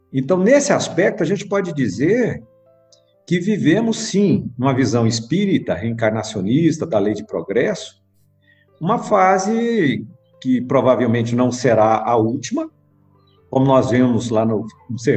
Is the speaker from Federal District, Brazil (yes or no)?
yes; Brasília, Federal District, Brazil; É, eu nasci em Brasília, né? Eu sou de Brasília, nasci aqui.